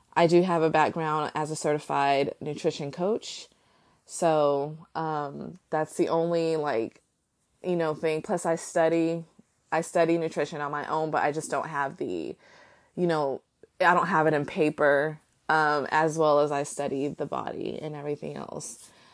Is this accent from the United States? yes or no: yes; United States; I can only speak as an American